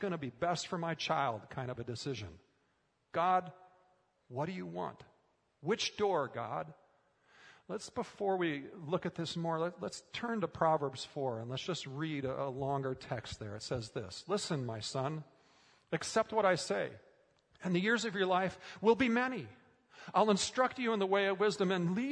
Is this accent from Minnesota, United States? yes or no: yes; Minnesota, United States; as a kid growing up in Minnesota